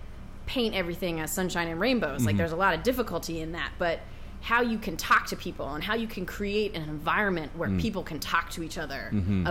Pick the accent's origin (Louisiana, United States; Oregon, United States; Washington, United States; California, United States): Washington, United States; outside of Seattle; moved away as an adult; also born or lived in Brunswick, Maine; I grew up outside of Seattle